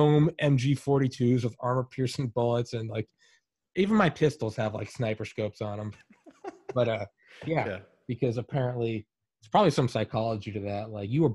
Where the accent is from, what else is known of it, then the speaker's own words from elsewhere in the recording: New England, United States; moved away; also born or lived in Atlanta, Georgia; I'm from New England